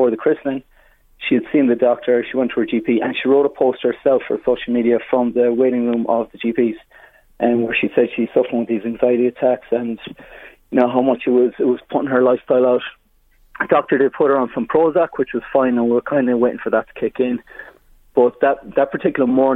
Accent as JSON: {"language": "English", "area": "Mayo", "region": "Connacht", "country": "Ireland", "moved": "yes", "said": "I'm from Mayo originally"}